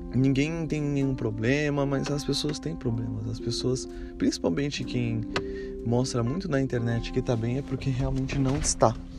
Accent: Brazil; moved away as an adult; me levou a sair do Brasil de maneira definitiva

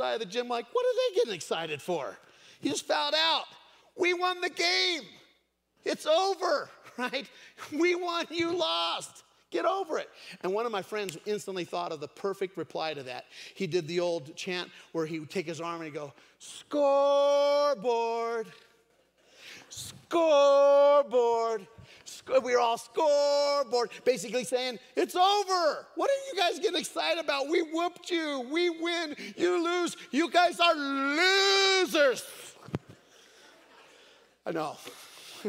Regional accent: Craig, Colorado, United States; also born or lived in Steamboat Springs, Colorado; I grew up in Craig, Colorado. Many of you know that I was born in Steamboat Springs, but I was raised in Craig

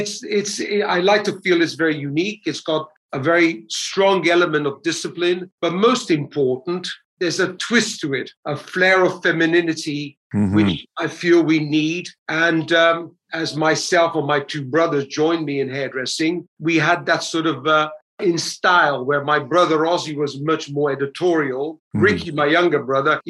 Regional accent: England, United Kingdom; also born or lived in Vallo, Campania, Italy; I'm Italian. I think I was 8 years old when we emigrated to England from South Italy. So I was born in South Italy, south of Naples, in a small town called Vallo

